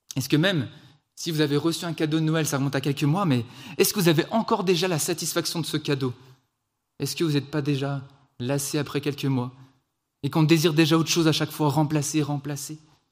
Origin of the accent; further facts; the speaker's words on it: France; also born or lived in Switzerland; je suis français, on est en Suisse